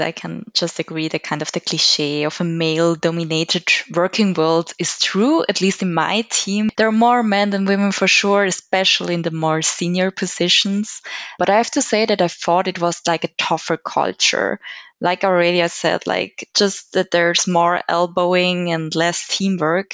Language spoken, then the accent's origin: English; Switzerland; I'm also born and raised in Switzerland